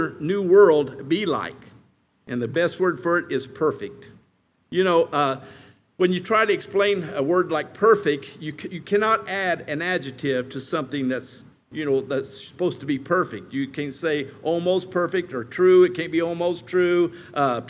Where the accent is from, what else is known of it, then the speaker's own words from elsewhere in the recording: Indiana, United States; also born or lived in Kentucky; now in Colorado, United States; I grew up in Indiana where it's flat as a pancake